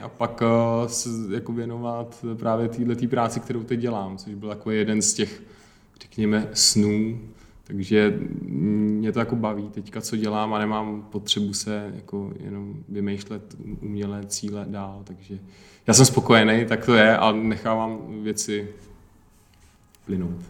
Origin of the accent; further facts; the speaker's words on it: Pardubice, Pardubice Region, Czechia; Já jsem z Parduby